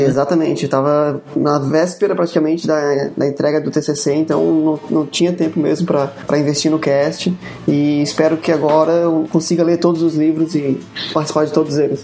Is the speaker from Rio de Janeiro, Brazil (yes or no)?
no; Florianópolis, Santa Catarina, Brazil; accent: acelerado de Floripa; o nosso sotaque é, acelerado de Floripa